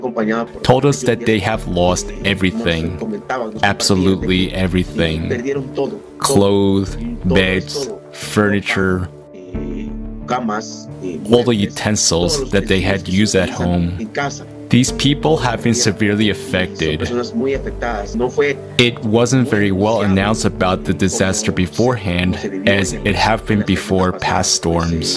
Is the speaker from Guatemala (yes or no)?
yes; Puerto Barrios, Izabal, Guatemala; I am from Puerto Barrios, Isabel, Guatemala, in Central America